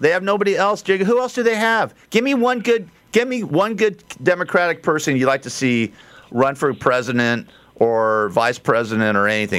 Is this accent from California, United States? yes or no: yes; California, United States; the state of California, my hometown. Because I'm a native Californian